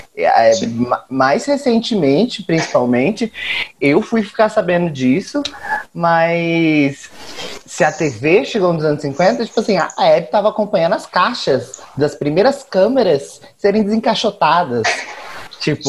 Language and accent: Portuguese; Campo Grande, Mato Grosso do Sul, Brazil; now in São Paulo, Brazil; eu sou daqui de São Paulo, mas nascido em Campo Grande, capital da Birrevo